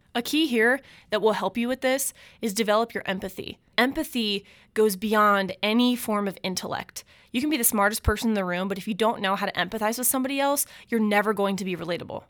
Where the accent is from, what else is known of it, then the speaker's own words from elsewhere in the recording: Omaha, Nebraska, United States; I grew up in West Omaha, Nebraska